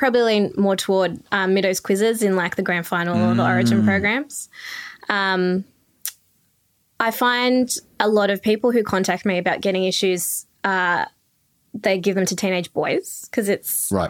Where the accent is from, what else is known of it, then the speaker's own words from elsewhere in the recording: Belmore, New South Wales, Australia; also born or lived in Canterbury-Bankstown area; I grew up in Belmore.